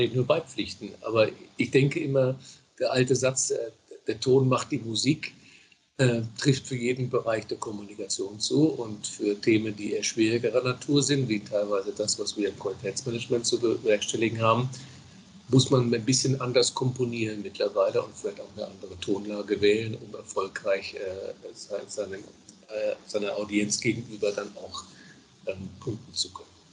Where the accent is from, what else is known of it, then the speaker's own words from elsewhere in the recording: Bavaria, Germany; moved away; Ich komme ja gebürtig aus Bayern